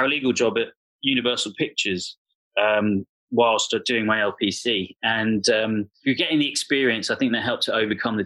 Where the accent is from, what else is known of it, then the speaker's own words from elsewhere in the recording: London, United Kingdom; also born or lived in Bristol; I grew up in North London